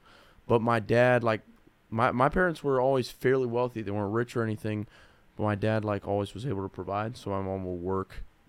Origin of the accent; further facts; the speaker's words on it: Powell, Ohio, United States; I grew up in Powell